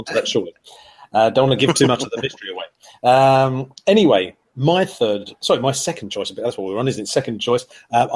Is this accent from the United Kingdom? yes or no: yes; United Kingdom; we're British